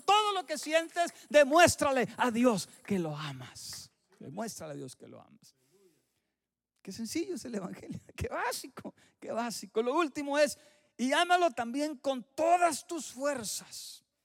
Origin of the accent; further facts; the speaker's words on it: Mexico; moved away; en mi tierra sí sucede